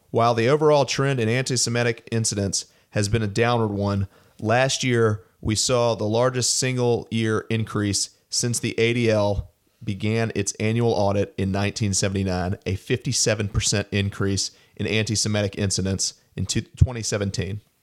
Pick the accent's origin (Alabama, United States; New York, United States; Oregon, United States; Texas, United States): Alabama, United States; Montgomery; moved away; also born or lived in Washington, D.C.; my hometown synagogue in Montgomery, Alabama